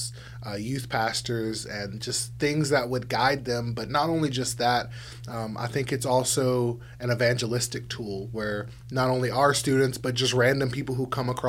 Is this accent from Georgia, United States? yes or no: no; South Louisiana, United States; moved away; I'm from South Louisiana originally, and so pretty much everybody down there is Catholic